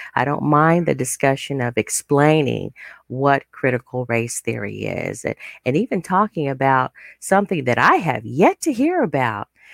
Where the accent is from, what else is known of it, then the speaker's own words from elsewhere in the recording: United States; living in our nation